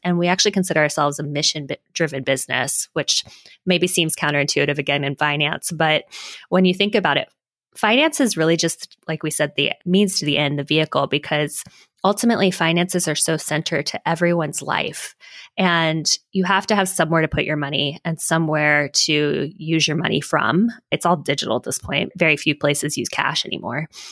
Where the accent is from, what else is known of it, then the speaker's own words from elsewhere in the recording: Hawaii, United States; moved away; also born or lived in Silicon Valley; I'm originally from Hawaii